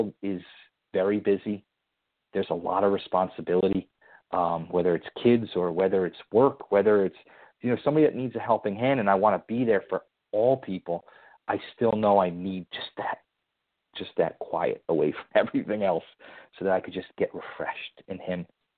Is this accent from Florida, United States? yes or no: no; Connecticut, United States; I have a little favor with Dorothy now that we're both from Connecticut.